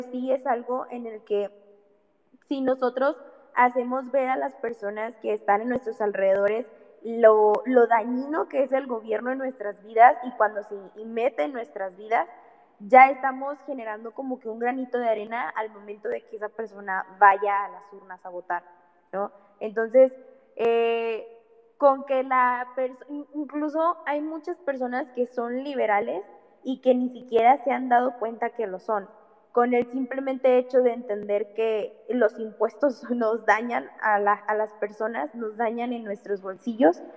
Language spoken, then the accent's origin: Spanish; Mexico; somos mexicanos, vivimos en este país